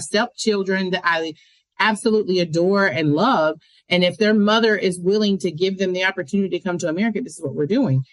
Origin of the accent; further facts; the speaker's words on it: United States; I am American